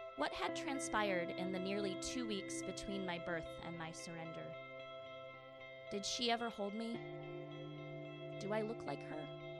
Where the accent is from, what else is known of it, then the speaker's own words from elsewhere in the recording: Michigan, United States; I grew up in Michigan